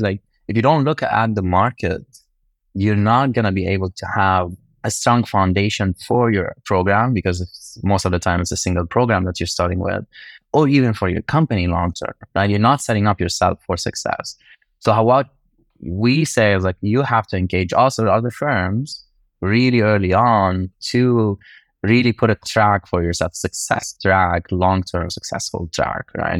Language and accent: English; Lebanon; moved away; I grew up in Lebanon